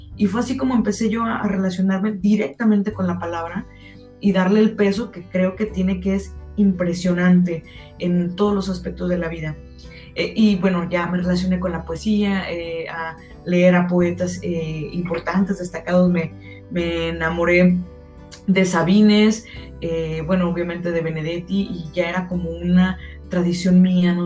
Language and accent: Spanish; Guadalajara, Jalisco, Mexico; soy tapatía